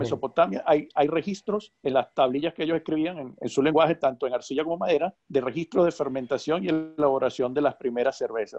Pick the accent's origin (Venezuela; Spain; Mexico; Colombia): Venezuela; Ciertamente tú y yo somos de Venezuela